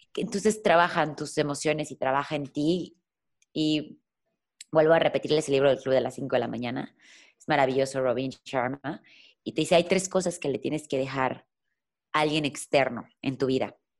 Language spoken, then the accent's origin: Spanish; Mexico; soy mexicana